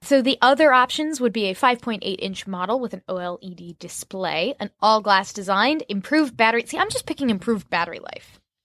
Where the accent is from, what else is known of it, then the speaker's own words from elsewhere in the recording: Orlando, Florida, United States; my hometown of Orlando